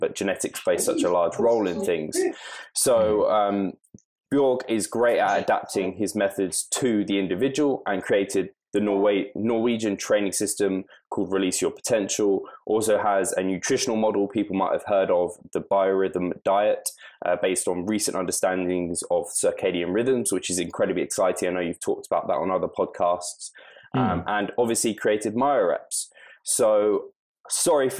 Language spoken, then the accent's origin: English; United Kingdom; I'm proper British and can't actually do any other kind of languages at all